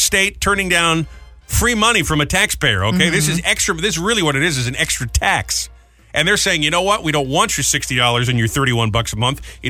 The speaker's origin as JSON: {"language": "English", "region": "New England", "country": "United States", "tie": "born or raised there", "moved": "yes", "said": "I grew up in New England."}